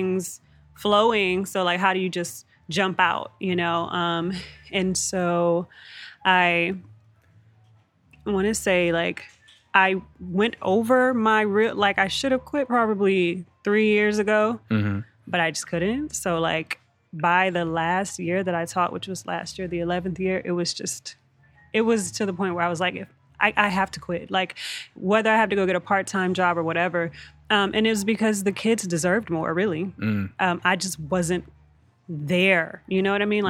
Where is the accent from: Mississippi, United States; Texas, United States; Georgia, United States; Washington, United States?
Texas, United States; moved away as an adult; now in California, United States; I'm from Texas. I recently relocated out here to California